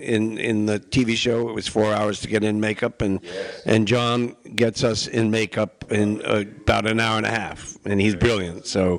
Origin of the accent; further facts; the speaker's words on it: New York City, New York, United States; Well, I grew up in New York City, so that was tough enough.